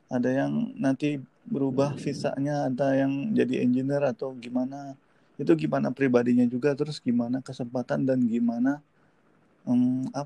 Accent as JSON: {"language": "Indonesian", "town": "Subang", "region": "West Java", "country": "Indonesia", "also_born_or_lived": "Bandung", "said": "saya orang Subang tapi ya sekolah atau SMK atau SMA-nya saya di mana di Bandung"}